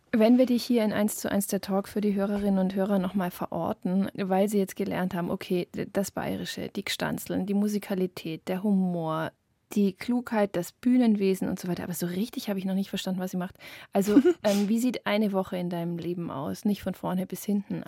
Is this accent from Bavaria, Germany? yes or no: yes; Upper Bavaria, Germany; Ich bin in Oberbayern geboren